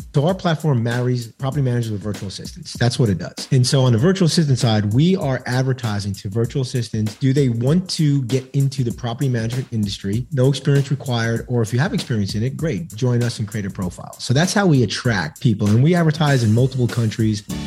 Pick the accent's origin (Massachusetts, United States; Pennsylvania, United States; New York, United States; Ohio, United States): New York, United States; New York City; now in Texas, United States; I'm originally from New York City, but I live in the great state of Texas now